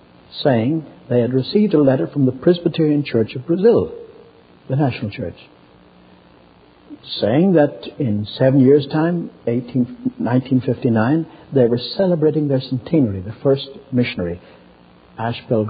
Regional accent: Ireland; moved away; I'm from Ireland, and in Ireland we've had great revivals

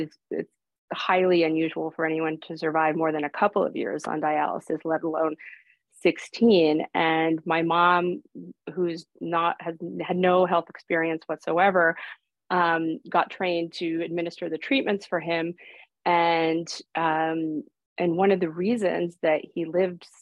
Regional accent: Stamford, Connecticut, United States; first language Greek; English is a second language; moved away; I'm originally from Stamford, Connecticut, the suburb of New York City

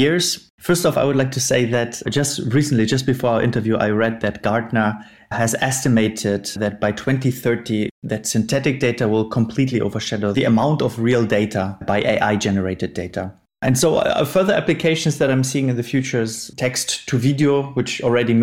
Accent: Northern Germany, Germany; moved away as an adult; now in Munich, Germany; I am from Munich, Germany, originally from Northern Germany. I moved to Munich

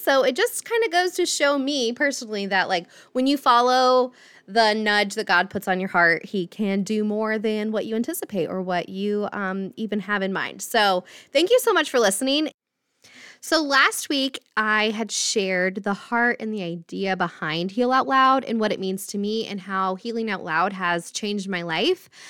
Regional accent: right outside of Indianapolis, United States; I grew up in Indiana, um, right outside of Indianapolis

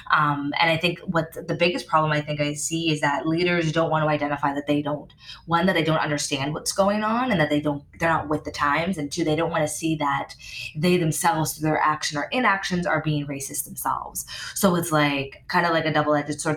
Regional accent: Canada; now in United States; I've been being a Canadian

